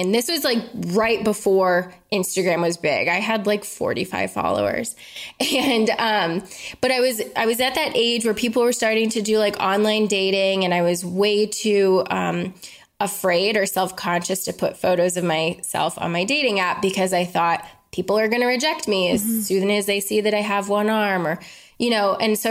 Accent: Colorado, United States; I'm from Colorado

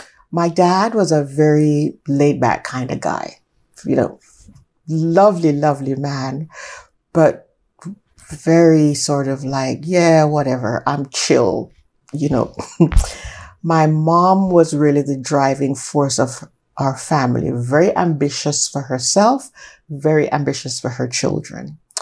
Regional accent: London, United Kingdom; born there; I was born in London, England. I was born in Paddington General Hospital, as it was then.

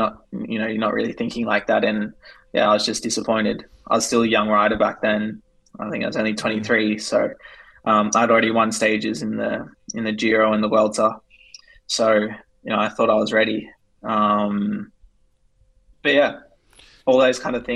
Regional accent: Australia; we're both Australian.

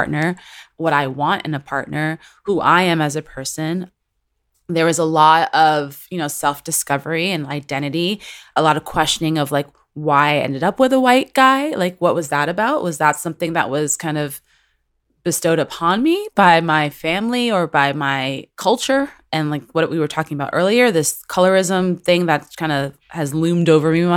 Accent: New York City, New York, United States; now in Los Angeles, United States; I will always at the core and in my heart be a Latina, Dominican American from New York City

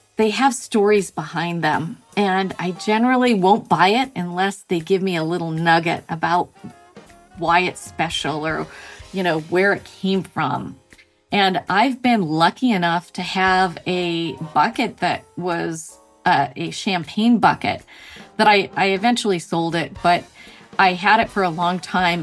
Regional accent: Montana, United States; moved away as an adult; also born or lived in Mexico / Australia / Texas; now in Massachusetts, United States; I grew up in Montana

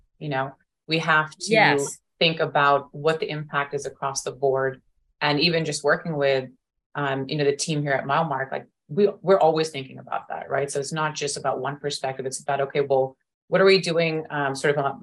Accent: Bangalore, Karnataka, India; moved away; also born or lived in United States; I was born and raised in Bangalore, India

